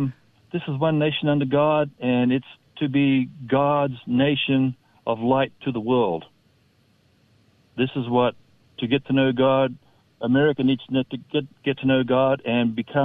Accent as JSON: {"language": "English", "country": "Australia", "moved": "yes", "lives_now": "United States", "said": "my home country of Australia."}